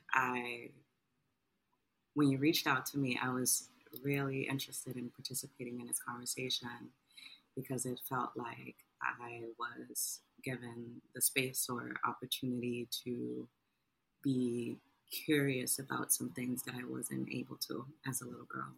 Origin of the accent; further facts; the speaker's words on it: New York City, New York, United States; I am a writer from Harlem, New York City.